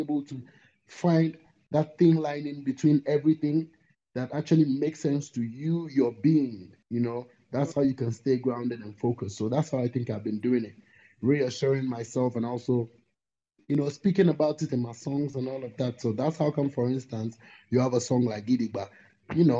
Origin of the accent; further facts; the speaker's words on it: Ghana; I'm from Ghana, definitely African